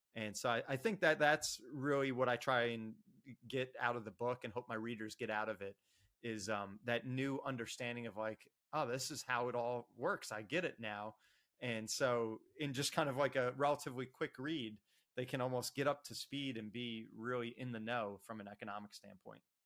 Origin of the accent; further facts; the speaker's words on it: Ocean Township, New Jersey, United States; I was uh, born and raised in Ocean Township, New Jersey.